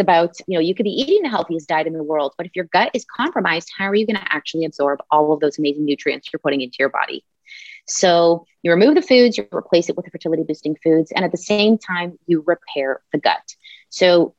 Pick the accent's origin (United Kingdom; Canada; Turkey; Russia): Canada; we both live in the same city. We're Canadian